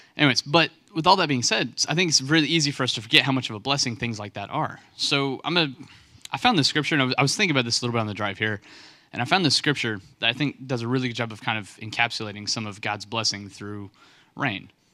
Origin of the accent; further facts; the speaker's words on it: West Texas, United States; now in North Carolina, United States; I'm from West Texas, place where it doesn't rain like hardly ever